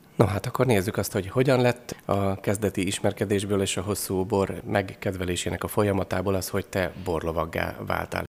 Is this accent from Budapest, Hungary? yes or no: no; Eger, Heves, Hungary; egri vagyok